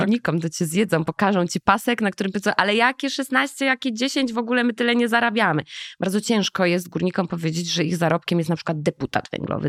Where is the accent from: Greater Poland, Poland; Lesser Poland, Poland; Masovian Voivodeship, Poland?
Lesser Poland, Poland; Jaworzno; ja urodziłam się w Jaworznie, to nie jest Śląsk, to jest taki dziwny trójkąt